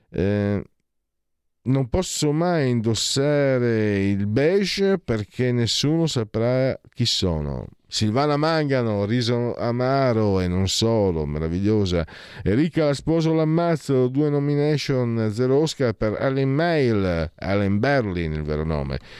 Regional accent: Friuli-Venezia Giulia, Italy; io stesso vengo dal Friuli, non mi sento nemmeno italiano

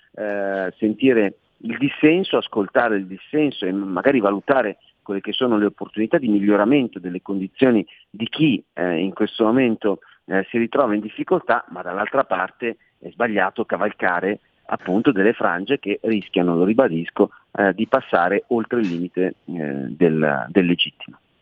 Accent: Milan, Lombardy, Italy; essendo milanese

